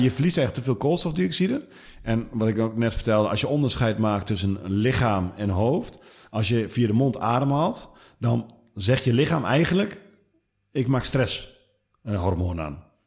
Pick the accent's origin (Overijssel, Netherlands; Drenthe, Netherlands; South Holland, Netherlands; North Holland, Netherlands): Overijssel, Netherlands; Twente; accent: Twentse tongval; ik kom uit Twente.